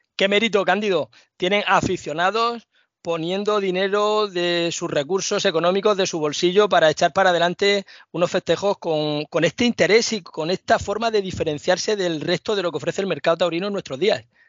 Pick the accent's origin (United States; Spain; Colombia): Spain; Cartagena, Region of Murcia; en la plaza de mi pueblo, en Cartagena